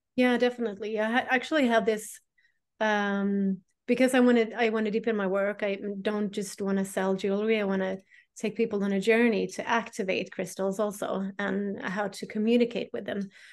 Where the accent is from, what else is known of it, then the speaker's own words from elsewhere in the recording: Sweden; I am a priestess from Sweden